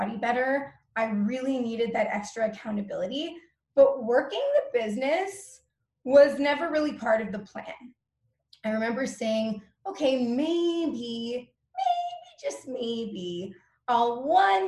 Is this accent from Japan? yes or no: no; Toronto, Ontario, Canada; I'm from Toronto, Ontario, Canada, but I'm not really deeply rooted here because I'm a travel junkie